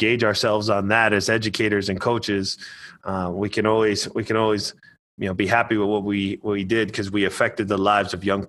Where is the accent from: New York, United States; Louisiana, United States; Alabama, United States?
New York, United States; Kingston; moved away as an adult; being in that environment in my hometown where you know everybody and everybody gathers around, right?